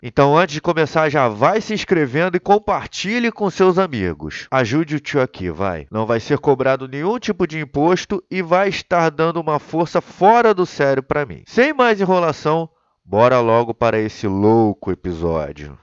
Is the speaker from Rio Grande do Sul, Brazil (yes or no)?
no; Rio de Janeiro, Brazil; Eu sou do Rio de Janeiro